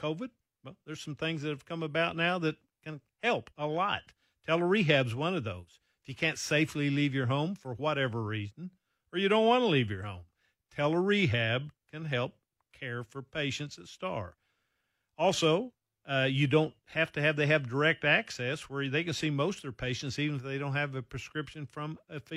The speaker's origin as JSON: {"language": "English", "region": "Oklahoma", "country": "United States", "tie": "born or raised there", "moved": "yes", "said": "I grew up in Oklahoma"}